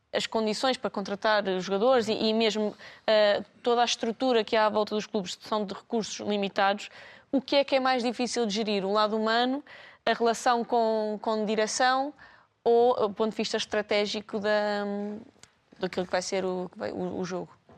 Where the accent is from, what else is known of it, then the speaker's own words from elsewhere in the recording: Lisbon, Portugal; nós somos alfacinhas